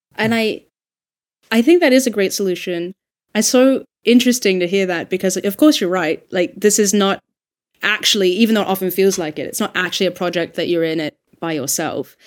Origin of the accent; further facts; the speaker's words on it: Australia; I'm Australian